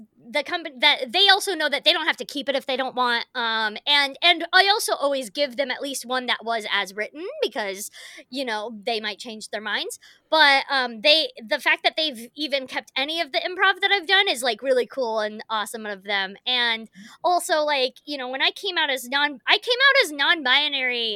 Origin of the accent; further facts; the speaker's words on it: United States; as an actor and as an American